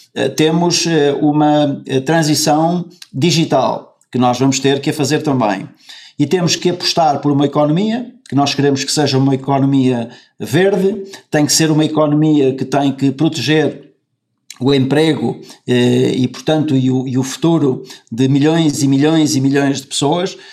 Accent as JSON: {"language": "Portuguese", "town": "Caminha", "region": "Norte", "country": "Portugal", "moved": "yes", "lives_now": "Spain", "said": "eu nasci em Caminha e que eu sou do, que eu sou do Norte e que eu sou de Caminha"}